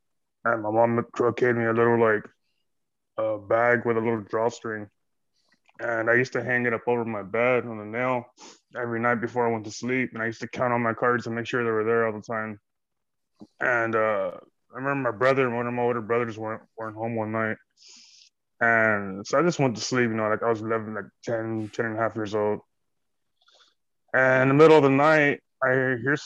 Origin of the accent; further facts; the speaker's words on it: Kingsville, Texas, United States; I'm from Kingsville, Texas, by the King Ranch area